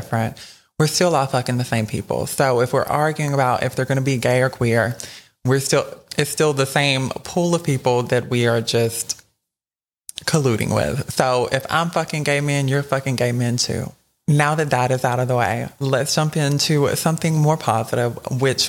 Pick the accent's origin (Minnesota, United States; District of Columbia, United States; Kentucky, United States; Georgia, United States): Georgia, United States; South; I'm from South Georgia as well